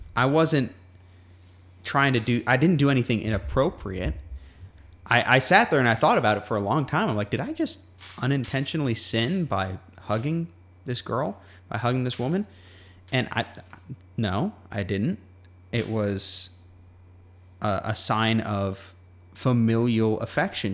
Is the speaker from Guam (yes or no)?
yes; Guam; moved away; growing up on Guam